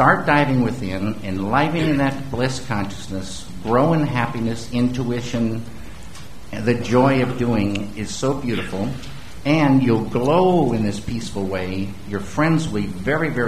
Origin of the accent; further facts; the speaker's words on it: the Northwest, Pacific Northwest, United States; also born or lived in Missoula, Montana; I grew up in the Northwest